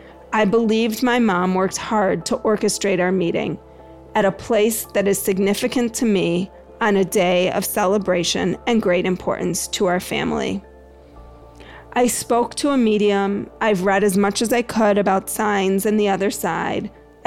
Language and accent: English; Greensboro, North Carolina, United States; Just the other day, I was driving in my hometown of Greensboro, North Carolina